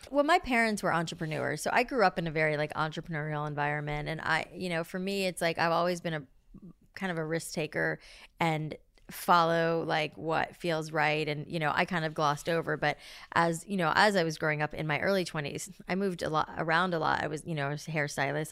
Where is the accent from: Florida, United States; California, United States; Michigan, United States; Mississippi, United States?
Florida, United States; South; I grew up in South Florida